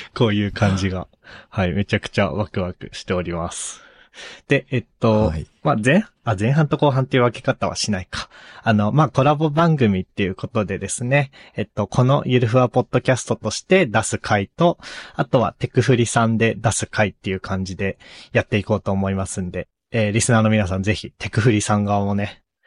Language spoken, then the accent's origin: Japanese; Sapporo, Hokkaido, Japan; moved away as an adult; now in Tokyo, Japan; 僕の出身の北海道の札幌